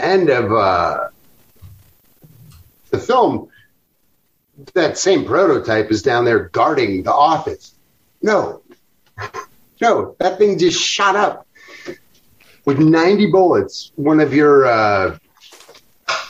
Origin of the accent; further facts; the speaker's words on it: Chicago, Illinois, United States; I am from Chicago